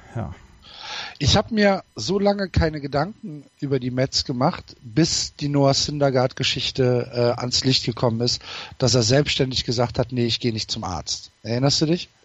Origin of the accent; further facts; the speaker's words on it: North Rhine-Westphalia, Germany; bei uns Informatik als Naturwissenschaft durchging